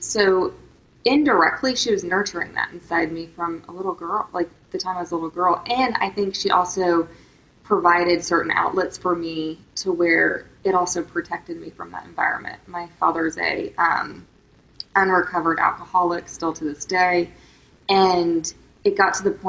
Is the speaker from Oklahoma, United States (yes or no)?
yes; Tulsa, Oklahoma, United States; moved away; I grew up in Tulsa, Oklahoma, and my parents went through a really horrific divorce